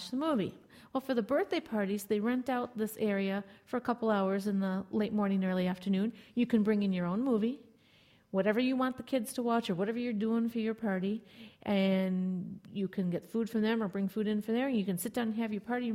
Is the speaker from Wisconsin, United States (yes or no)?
yes; De Pere, Wisconsin, United States; where I grew up in De Pere, at least the high school into college years